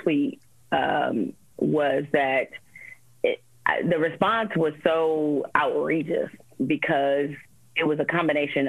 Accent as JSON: {"language": "English", "town": "Detroit", "region": "Michigan", "country": "United States", "tie": "born or raised there", "said": "when I was growing up in Detroit, you know, on the West Side"}